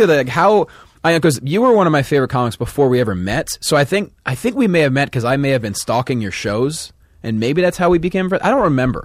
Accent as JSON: {"language": "English", "region": "Pennsylvania", "country": "United States", "tie": "born or raised there", "moved": "yes", "lives_now": "Los Angeles, United States", "said": "I grew up in Pennsylvania."}